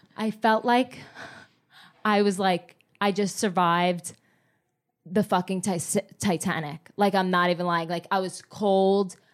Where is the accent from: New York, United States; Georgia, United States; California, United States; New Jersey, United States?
New Jersey, United States; moved away; also born or lived in Miami / Los Angeles; I grew up in Jersey